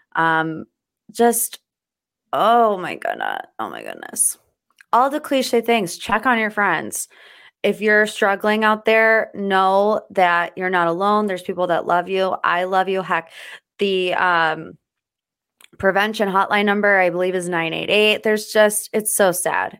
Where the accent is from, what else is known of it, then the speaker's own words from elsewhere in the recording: United States; I, as an American